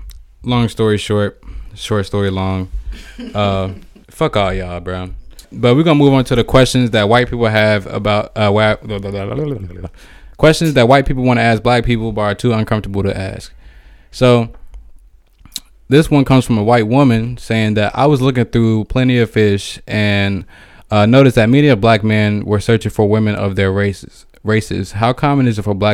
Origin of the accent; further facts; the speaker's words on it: Riverdale, United States; Growing up in Riverdale, it's like 80-90% black people.